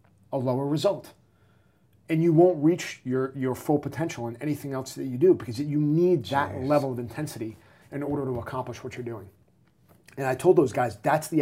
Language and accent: English; New England, United States; I'm from New England